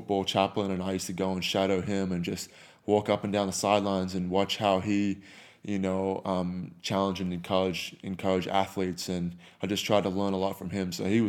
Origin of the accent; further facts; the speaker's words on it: Australia; I used to cuss like a sailor, you know, growing up in Australia.